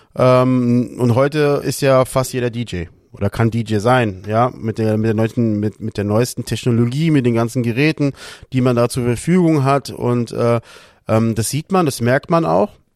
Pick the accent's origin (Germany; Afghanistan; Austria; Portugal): Portugal; Lisbon; moved away; ich als Portugiese liebe den Fado an sich